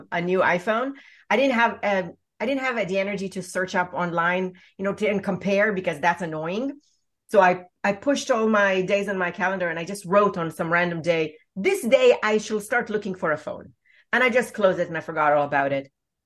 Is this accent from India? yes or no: no; Israel; I was born in Israel